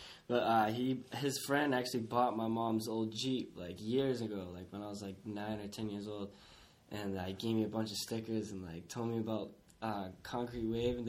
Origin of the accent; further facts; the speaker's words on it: Taunton, Massachusetts, United States; also born or lived in Providence, Rhode Island; I was born in Providence, but I've been in Taunton my whole life.